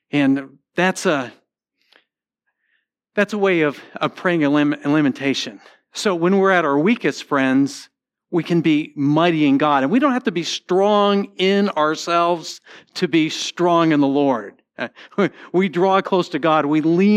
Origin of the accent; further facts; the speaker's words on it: Connecticut, United States; moved away; also born or lived in St. Louis; when I grew up in Connecticut, we had a lot of Jewish people in our community